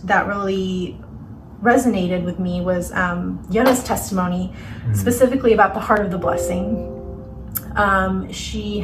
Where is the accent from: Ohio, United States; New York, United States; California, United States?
Ohio, United States; I'm from Ohio